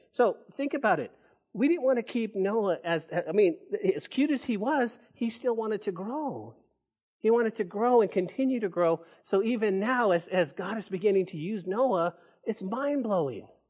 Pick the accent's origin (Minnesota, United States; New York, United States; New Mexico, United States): New Mexico, United States; Santa Fe; now in Lubbock, United States; that's the hometown. That's where I was born, and that's where I grew up